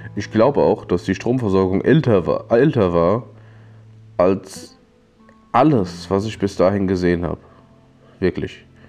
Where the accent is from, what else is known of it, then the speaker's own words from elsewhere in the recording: Limburg an der Lahn, Hesse, Germany; ich bin in Limburg geboren